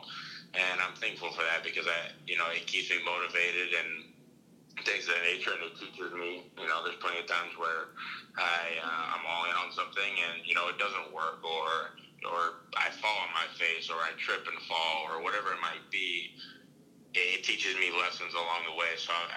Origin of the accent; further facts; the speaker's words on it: United States; I'm an American.